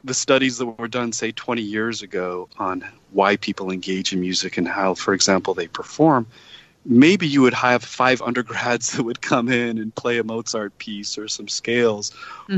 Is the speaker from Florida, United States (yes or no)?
no; Utah, United States; moved away as an adult; I grew up in Utah, and my parents wanted me to go to Brigham Young University